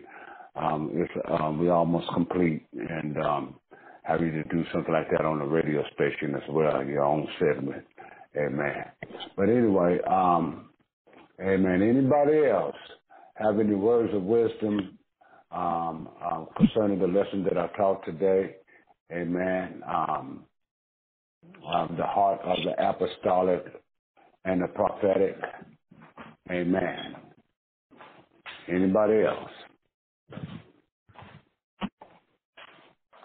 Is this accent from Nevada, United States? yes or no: no; California, United States; I'm from California. You know, I'm from there, okay? That's my home